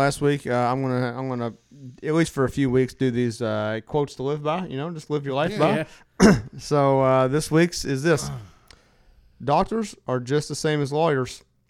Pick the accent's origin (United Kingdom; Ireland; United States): United States; Cynthiana, Kentucky; it's become one of those places where you're almost like proud to be like, I'm from Cynthia.